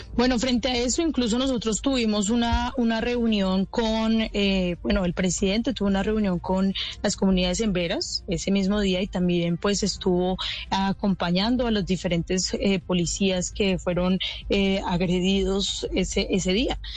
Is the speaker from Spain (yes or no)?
no; Cali, Valle del Cauca, Colombia; yo soy de Cali